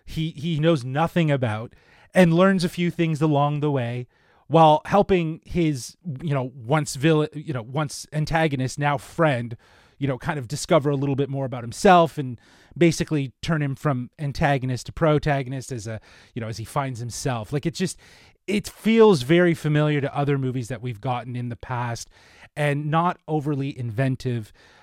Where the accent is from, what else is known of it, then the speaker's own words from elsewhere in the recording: Toronto, Ontario, Canada; I guess I'm from Toronto.